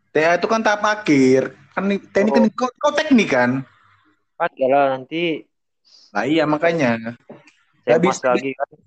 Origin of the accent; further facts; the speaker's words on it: Medan, North Sumatra, Indonesia; yang uh, barengan saya dari kecil lah waktu saya di Medan situ